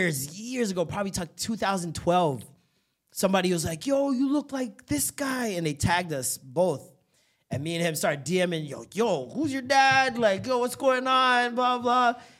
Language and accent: English; Jamaica; because we're both Jamaican, too.